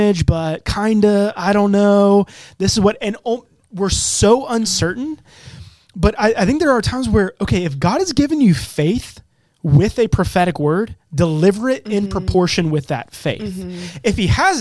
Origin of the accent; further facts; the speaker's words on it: Charlotte, North Carolina, United States; accent: Southern; I'm from Charlotte and my dad's from Jersey. So I feel like I've got some like Southern in me